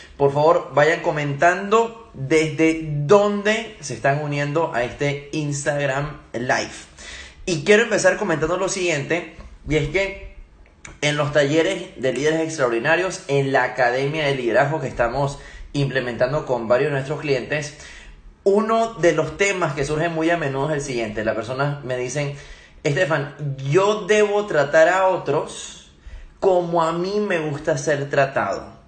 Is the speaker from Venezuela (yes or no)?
yes; Venezuela; also born or lived in Germany; yo nací en Alemania, soy alemán, mi papá es alemán, viví unos cortos años en Alemania y con mi mamá es venezolana, luego se vinieron a Venezuela y también viví gran parte de mi vida en Venezuela